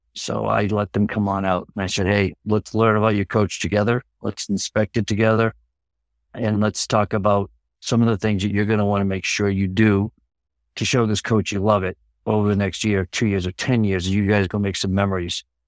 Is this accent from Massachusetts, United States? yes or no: yes; Massachusetts, United States; now in Laconia, United States; I'm originally from Massachusetts